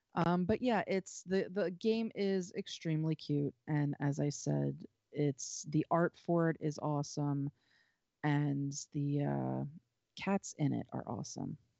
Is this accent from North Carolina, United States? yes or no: yes; North Carolina, United States; moved away; I grew up in North Carolina. I spent a good number of, you know, the first couple of years of my life in North Carolina